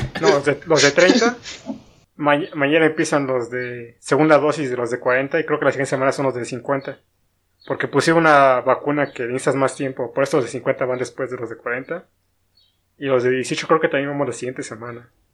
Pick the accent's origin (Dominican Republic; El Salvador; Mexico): Mexico; State of Mexico; soy del estado